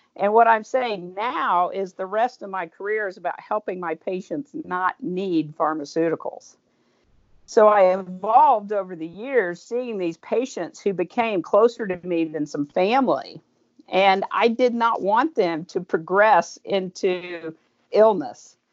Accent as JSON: {"language": "English", "town": "Tulsa", "region": "Oklahoma", "country": "United States", "tie": "born or raised there", "also_born_or_lived": "Owasso, Oklahoma", "said": "I grew up in Tulsa."}